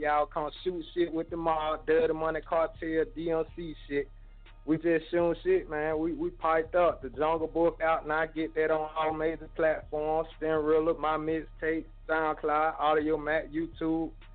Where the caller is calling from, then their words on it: Montgomery, Alabama, United States; I'm calling from Montgomery, Alabama